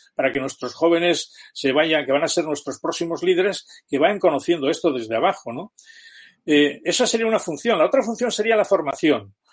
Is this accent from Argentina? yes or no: no; Spain